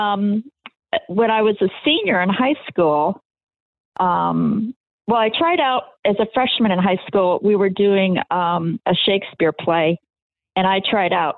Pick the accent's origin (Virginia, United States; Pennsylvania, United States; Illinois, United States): Illinois, United States; Waukegan; I grew up just north of Chicago here in Waukegan, Illinois.